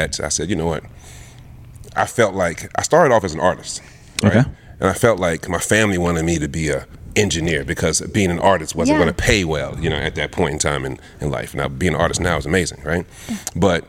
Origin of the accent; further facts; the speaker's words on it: Charlotte, North Carolina, United States; first language Lingala; English is a second language; I was born in Charlotte.